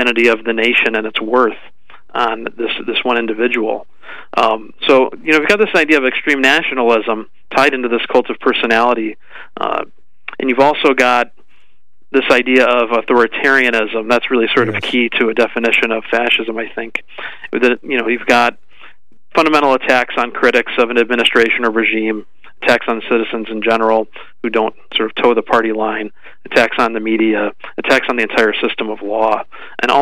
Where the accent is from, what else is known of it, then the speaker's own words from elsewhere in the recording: United States; being an American